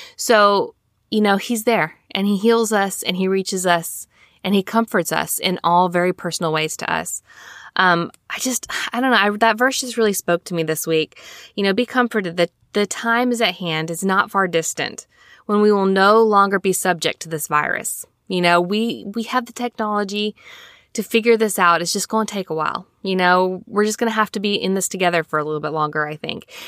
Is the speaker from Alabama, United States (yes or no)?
yes; Alabama, United States; I'm from Alabama.